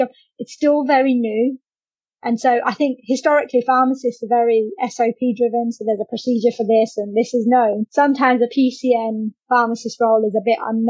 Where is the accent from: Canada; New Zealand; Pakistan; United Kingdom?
United Kingdom; London; moved away as an adult; also born or lived in Kent / Maidstone; I'm from London originally.